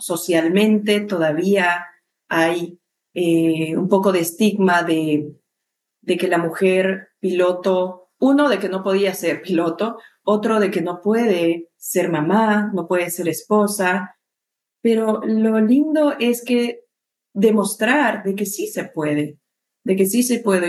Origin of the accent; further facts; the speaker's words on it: Cochabamba, Bolivia; moved away as an adult; now in Peru; yo soy de Bolivia